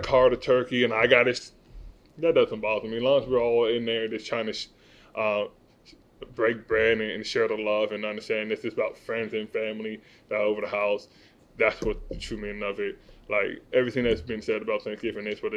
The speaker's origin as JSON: {"language": "English", "town": "Las Vegas", "region": "Nevada", "country": "United States", "tie": "born or raised there", "said": "growing up in Vegas"}